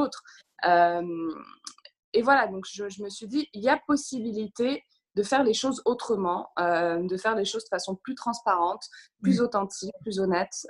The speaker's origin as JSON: {"language": "French", "country": "Morocco", "tie": "born or raised there", "moved": "as an adult", "lives_now": "London, United Kingdom", "said": "j'ai grandi au Maroc"}